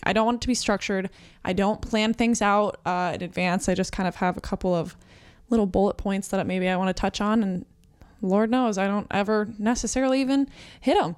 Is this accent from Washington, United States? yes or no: no; New Mexico, United States; now in Phoenix, United States; I live in Phoenix, Arizona. I was born in New Mexico